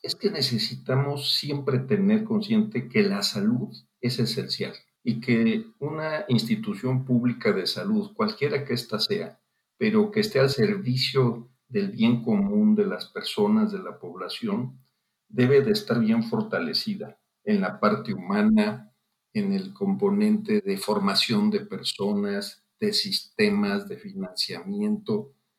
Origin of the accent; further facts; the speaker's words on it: Guanajuato, Mexico; yo soy originario de Guanajuato